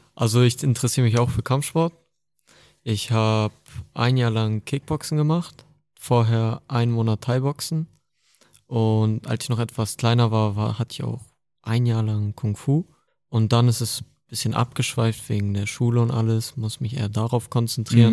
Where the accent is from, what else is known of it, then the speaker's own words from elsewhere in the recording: Hamburg, Germany; Ich komme aus Hamburg.